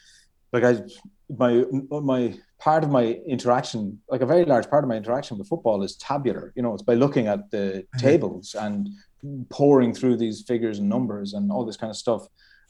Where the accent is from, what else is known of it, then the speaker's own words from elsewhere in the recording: County Galway, Ireland; born there; I was born in County Galway, which is the west coast of Ireland.